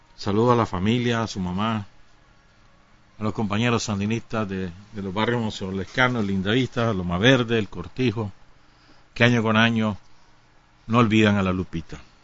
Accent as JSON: {"language": "Spanish", "country": "Nicaragua"}